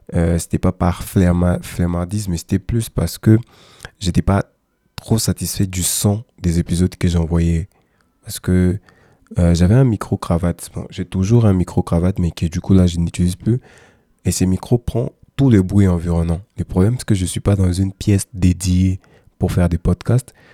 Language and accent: French; DR Congo; chez nous en RDC